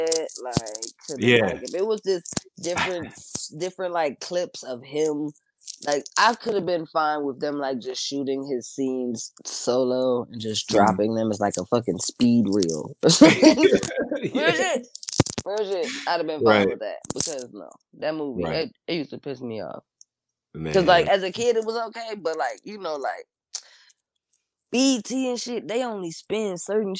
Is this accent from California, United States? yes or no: no; Richmond, Virginia, United States; I'm fucking from Richmond